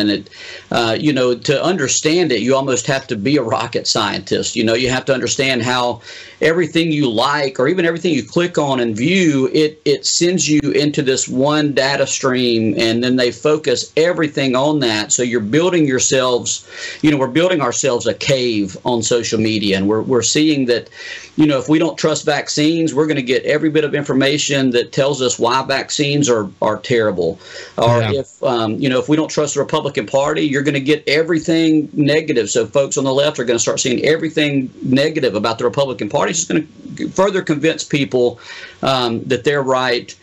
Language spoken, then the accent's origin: English; Pascagoula, Mississippi, United States; I grew up over in Pascagoula reading the Mississippi Press